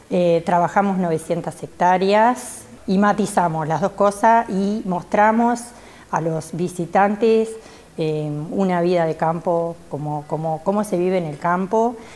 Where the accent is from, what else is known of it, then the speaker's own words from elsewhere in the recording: Quebrada de los Cuervos, Treinta y Tres, Uruguay; yo soy de la Quebrada de los Cuervos, vivo a 8 kilómetros del área protegida, eh, se llama Cerro Colorado